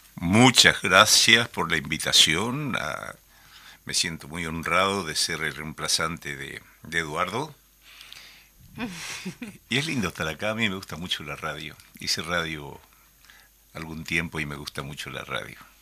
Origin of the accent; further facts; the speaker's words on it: Paraguay; now in Uruguay; yo soy paraguayo